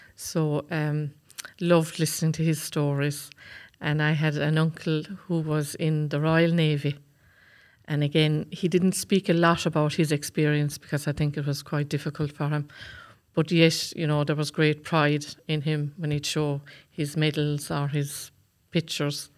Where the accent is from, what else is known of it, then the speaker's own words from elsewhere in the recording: County Waterford, Munster, Ireland; I come from Cashmore in County Waterford.